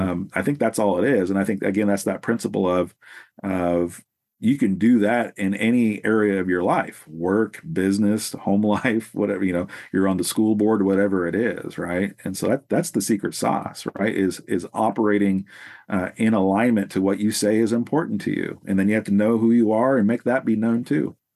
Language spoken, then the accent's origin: English; Salem, Oregon, United States; I'm from the West Coast here in Salem, Oregon, in the Pacific Northwest, and that's where I've pretty much been my whole life